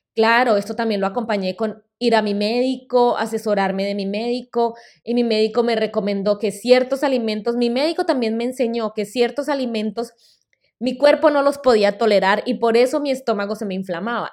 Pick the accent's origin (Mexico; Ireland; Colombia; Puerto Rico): Colombia; first language Spanish; moved away as an adult; also born or lived in Boston, United States; now in United States; En el 2008 volví a Colombia y terminé mi carrera universitaria